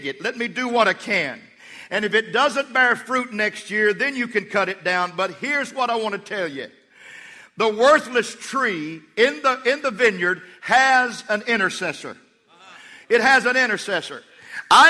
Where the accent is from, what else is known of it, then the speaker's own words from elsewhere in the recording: Levelland, Texas, United States; I was from Levelland, Texas